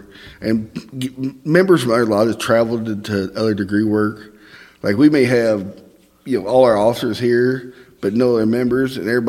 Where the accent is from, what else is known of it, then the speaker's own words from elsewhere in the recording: Southeast Missouri, United States; accent: Northern Indiana drawl; Well, I grew up in Southeast Missouri.